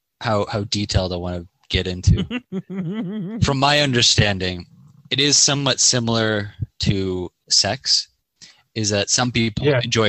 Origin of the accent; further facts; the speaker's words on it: Canada; I'm Canadian.